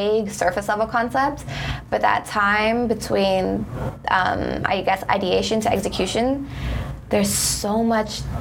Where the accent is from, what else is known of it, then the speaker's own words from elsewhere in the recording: Toronto, Ontario, Canada; I'm from Scarborough, from the East End.